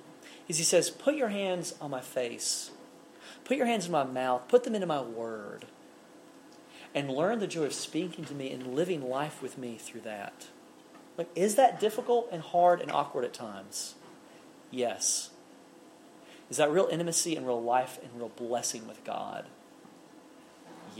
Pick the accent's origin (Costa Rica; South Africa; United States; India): United States; Alabama; I'm a guy from Alabama